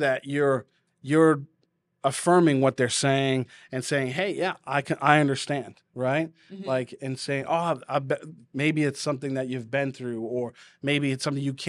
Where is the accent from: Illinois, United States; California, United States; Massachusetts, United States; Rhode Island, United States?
Massachusetts, United States; accent: New England; Like my Boston accent will come out in me being loud and boisterous.